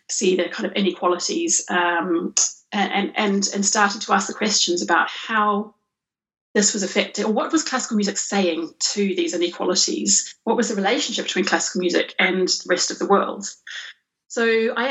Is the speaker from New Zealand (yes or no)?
yes; New Zealand; I grew up in New Zealand and studied piano and cello from a young age